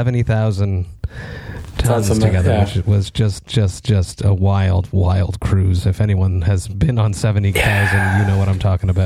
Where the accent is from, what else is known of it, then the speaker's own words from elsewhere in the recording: Montreal, Quebec, Canada; I'm from Montreal.